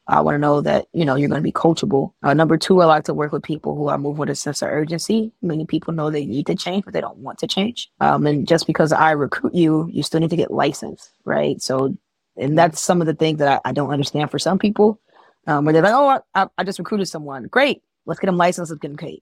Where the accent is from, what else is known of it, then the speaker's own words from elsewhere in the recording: Chicago, Illinois, United States; I'm from Chicago. I'm still in Chicago